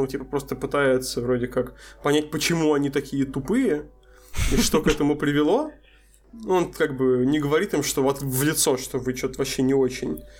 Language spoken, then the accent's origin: Russian; Astrakhan, Astrakhan Oblast, Russia; also born or lived in Moscow; мне здесь скорее вспомнилось то, как я приехал из Москвы в Астрахань обратно, когда я был слегка снобом относительно того, что вот тут как-то все так не очень.